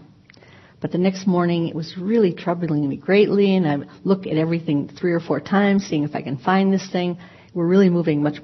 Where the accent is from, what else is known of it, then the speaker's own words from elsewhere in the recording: Chicago, Illinois, United States; I was born in Chicago, raised in a family as the third, the youngest of 3 children